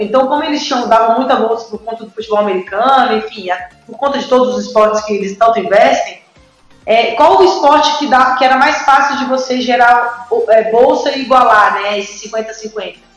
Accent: Brasília, Federal District, Brazil; moved away; also born or lived in United States; joguei no Mackenzie, em Brasília, sou de Brasília

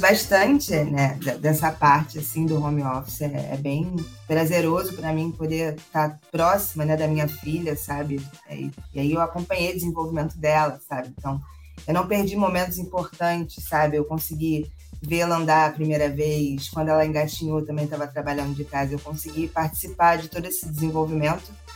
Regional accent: Rio de Janeiro, Brazil; sou carioca, tô aqui no Rio.

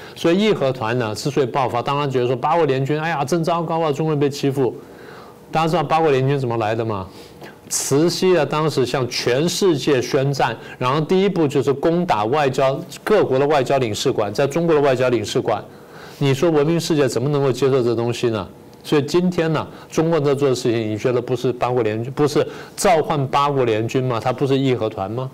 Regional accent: Taiwan; 我们台湾人自己

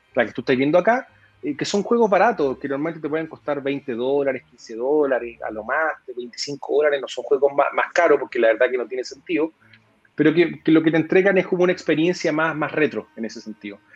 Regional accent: Chile; para nosotros como, como chilenos

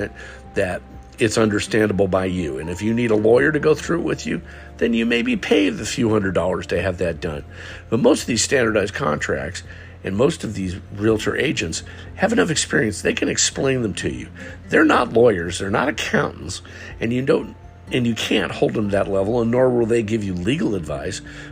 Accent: West Coast, United States; moved away as an adult; also born or lived in Southern Alabama; now in Alabama, United States; I'm from the West Coast originally, and I moved here with my wife

